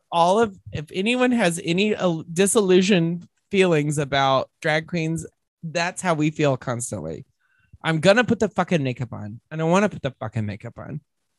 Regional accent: New Zealand; I'm like, is it because I'm from New Zealand?

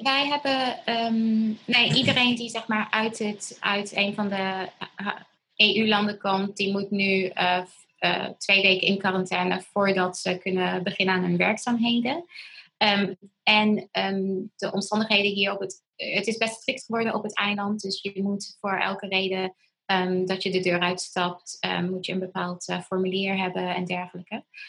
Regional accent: Tanzania; moved away; ik ben in Tanzania opgegroeid.

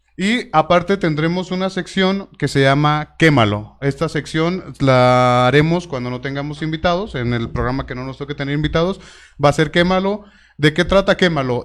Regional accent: Tlaquepaque, Jalisco, Mexico; soy originario de Tlaquepaque, Jalisco

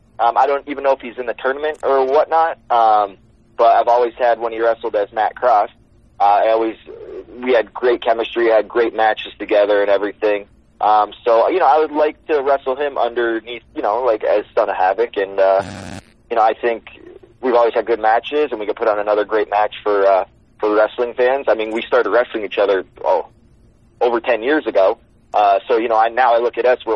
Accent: Windsor, Ontario, Canada; Windsor, that's my hometown, the place where we'll be filming. I mean, that's where I actually went to school

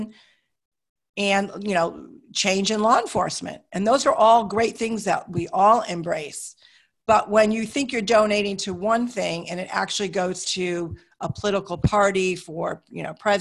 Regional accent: United States; I'm an American

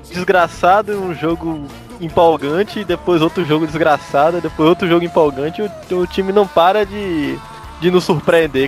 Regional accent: Jacobina, Bahia, Brazil; moved away as an adult; now in Salvador, Brazil; eu tô aqui desde 2016, eu sou de Jacobina. Vim para cá em 2016 para fazer faculdade

